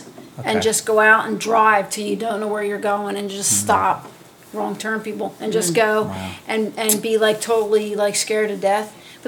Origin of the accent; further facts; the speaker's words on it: Tabernacle, New Jersey, United States; I grew up in Tabernacle, mm-hmm. in the Pine Barrens